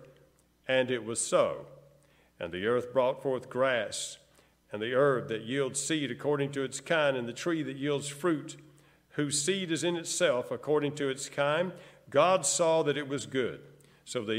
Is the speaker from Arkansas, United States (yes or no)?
yes; El Dorado, Arkansas, United States; we grew up there in El Dorado to my elementary school years, El Dorado, Arkansas